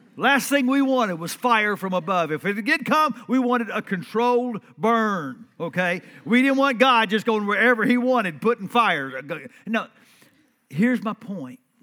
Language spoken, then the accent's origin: English; Central Texas, United States; I'm from Texas, uh, Central Texas.